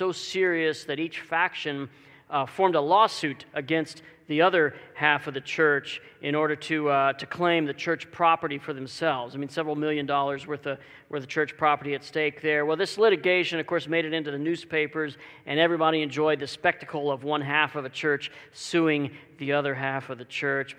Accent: Dallas, Texas, United States; now in Walla Walla, United States; I grew up in the Dallas, Texas area

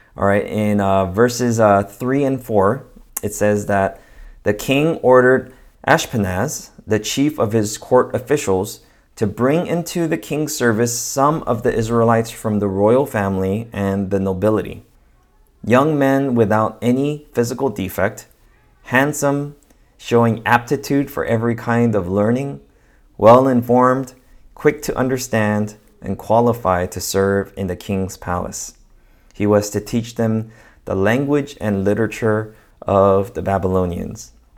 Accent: Los Angeles, California, United States; also born or lived in Diamond Bar, California; I grew up in this neighborhood ca-, called Echo Park in Los Angeles, uh, for all of my elementary school years and for most of my middle school.

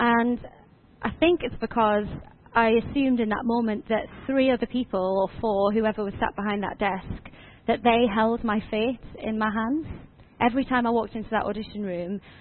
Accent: Washington, North East England, United Kingdom; I'm originally from Washington, just down the road

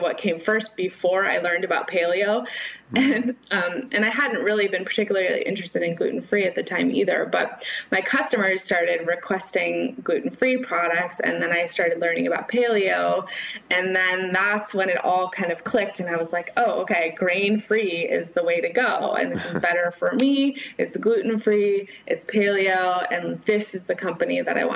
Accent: Bay Area, California, United States; I grew up in the Bay Area

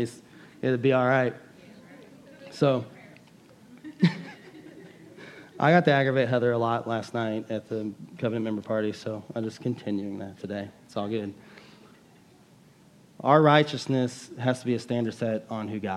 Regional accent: United States; as an American Christians

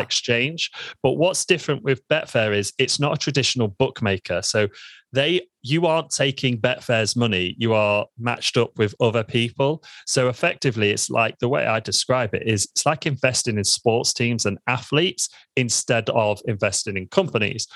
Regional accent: Lincoln, East Midlands, United Kingdom; I'm from Lincoln. I was born in Lincoln in the United Kingdom, and I absolutely love it here.

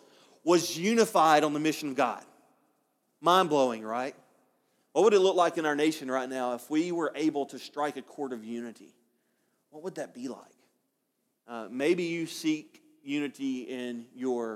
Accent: Alabama, United States; moved away; I'm from Alabama

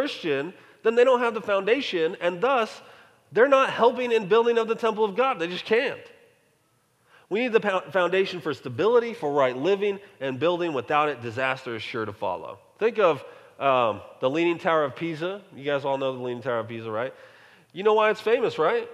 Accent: Colorado, United States; moved away; also born or lived in North Texas; growing up in Colorado

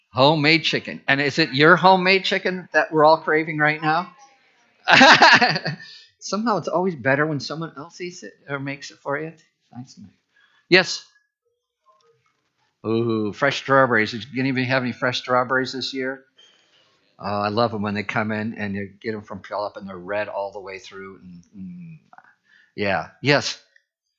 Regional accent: Midwest, United States; moved away; I grew up in the Midwest

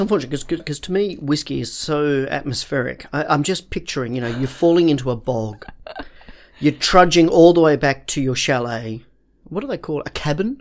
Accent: Perth, Western Australia, Australia; moved away; I come from Perth, which is named after Perthshire

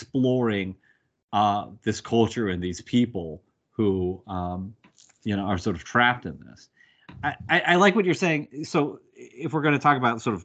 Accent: United States; as an American

